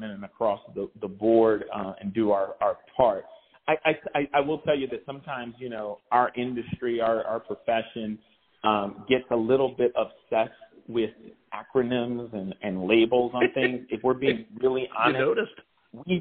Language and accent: English; Barbados; also born or lived in Philadelphia, Pennsylvania, United States; now in Boston, United States; So I'm originally from Barbados, but I grew up Barbados and Philly.